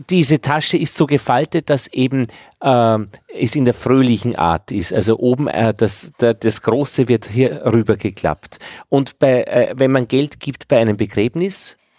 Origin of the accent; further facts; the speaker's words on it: Upper Austria, Austria; meinem Heimatort in Oberösterreich